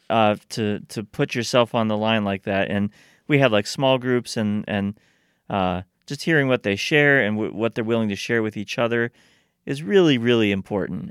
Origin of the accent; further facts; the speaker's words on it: Steubenville, Ohio, United States; I grew up in Steubenville